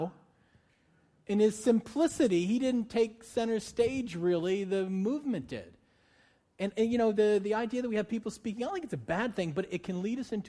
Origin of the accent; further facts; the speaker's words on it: Northeast, United States; moved away; I'm from the Northeast.